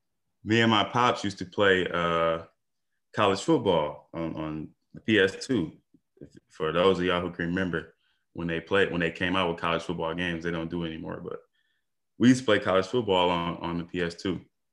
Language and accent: English; Detroit, Michigan, United States; You know, it's just like any other city. You know, it got its good parts, got its bad parts. The West Side isn't as bad as the East.